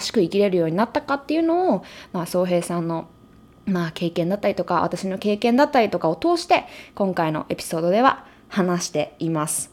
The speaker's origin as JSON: {"language": "Japanese", "country": "Japan", "tie": "born or raised there", "moved": "yes", "lives_now": "United States", "said": "日本人だし日本で生まれ育った"}